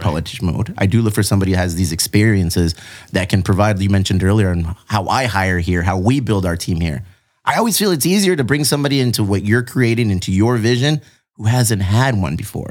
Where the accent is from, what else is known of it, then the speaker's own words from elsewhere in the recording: Bonita, California, United States; also born or lived in Eastlake, Chula Vista; I grew up on the east side. I grew up in Bonita